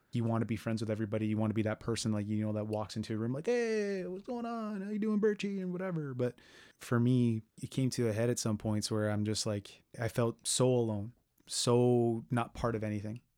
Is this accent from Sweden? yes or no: no; Brampton, Ontario, Canada; I grew up in Brampton